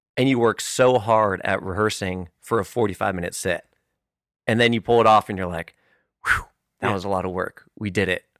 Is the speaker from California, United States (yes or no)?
yes; California, United States; moved away; green kid from California